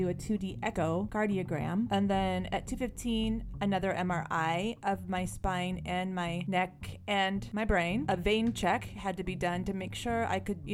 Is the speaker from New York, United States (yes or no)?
no; California, United States; I'm from California